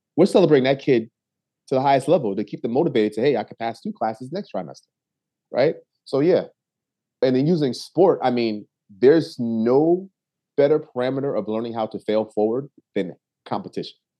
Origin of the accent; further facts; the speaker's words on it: New Haven, Connecticut, United States; I was born and raised in New Haven, Connecticut